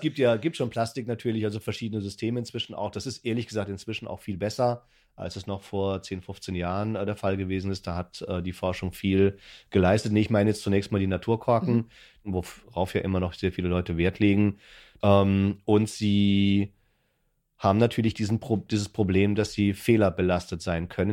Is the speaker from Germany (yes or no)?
yes; Würzburg, Bavaria, Germany; now in Berlin, Germany; ich komme aus einer Weinbauregion, ich komme aus Franken, aus Würzburg